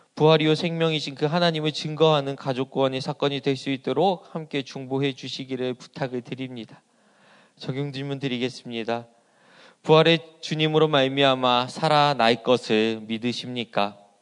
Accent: Asan, South Chungcheong, South Korea; 제 고향은 어, 이 충남 아산이라는 어, 시골 동네였습니다

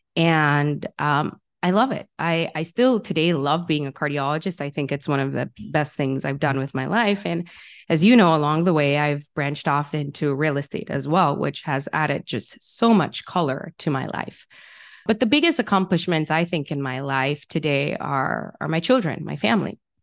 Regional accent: Jamaica; I grew up in Jamaica

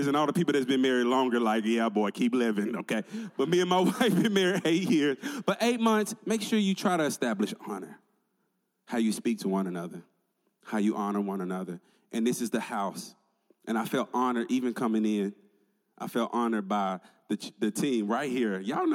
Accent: Tennessee, United States; moved away; I'm originally from Tennessee

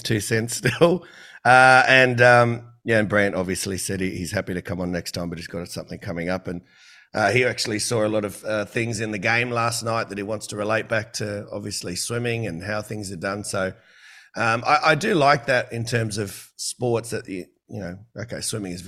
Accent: New South Wales, Australia; also born or lived in Queensland; I'm from New South Wales

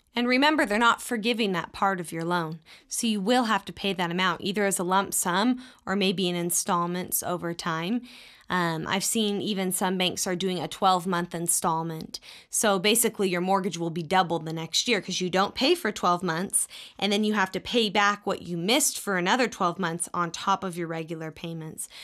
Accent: Texas, United States; moved away as an adult; when I was growing up in Texas

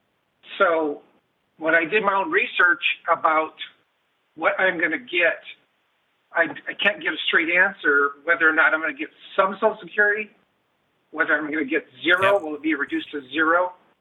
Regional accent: Northern California, United States; I'm from Northern California. I've been here all my life. And I'm 52.

